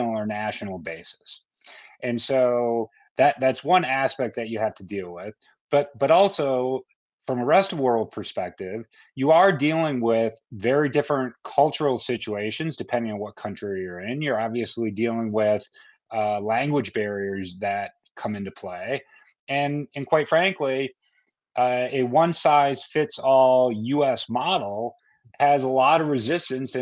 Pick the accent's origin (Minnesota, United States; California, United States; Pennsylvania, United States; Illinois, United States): Minnesota, United States; now in Austin, United States; being from Austin, Texas myself, having grown up in Minnesota